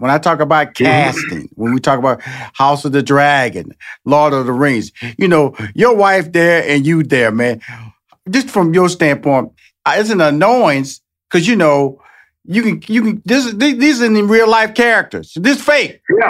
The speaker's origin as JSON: {"language": "English", "town": "Houston", "region": "Texas", "country": "United States", "tie": "born or raised there", "said": "And you know, Texas, I'm born and raised in Houston, Texas. I know football is king here."}